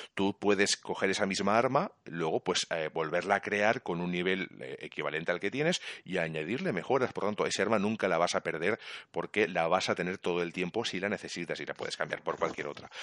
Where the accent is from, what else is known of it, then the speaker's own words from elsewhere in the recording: Catalonia, Spain; Yo soy catalán